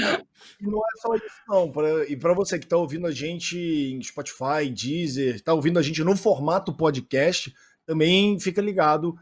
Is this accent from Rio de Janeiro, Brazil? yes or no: yes; Rio de Janeiro, Brazil; moved away as an adult; now in São Paulo, Brazil; Eu, na verdade, eu sou carioca, me mudei para São Paulo faz dois anos aqui